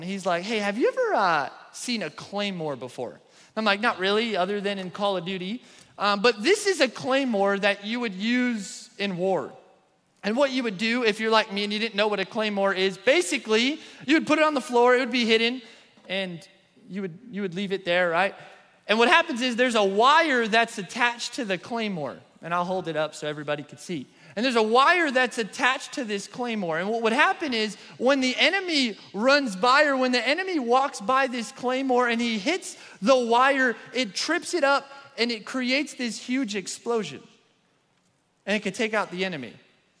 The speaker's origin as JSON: {"language": "English", "region": "New York", "country": "United States", "moved": "yes", "said": "I'm from New York"}